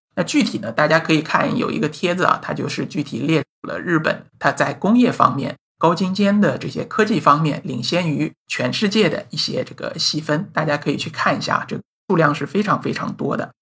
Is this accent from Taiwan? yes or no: no; China; 我们作为中国人